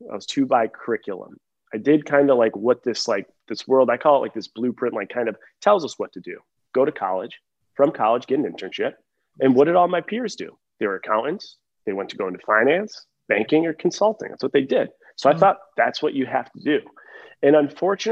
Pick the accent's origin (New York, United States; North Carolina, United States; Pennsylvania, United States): New York, United States; Buffalo; moved away as an adult; also born or lived in Ohio / Seattle; now in Nashville, United States; ever since leaving Buffalo from 18